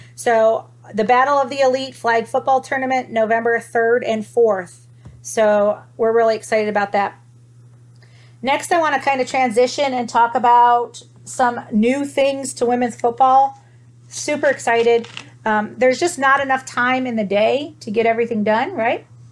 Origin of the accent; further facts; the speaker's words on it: Toledo, Ohio, United States; I'm from Ohio, guys. So um, I'm from Toledo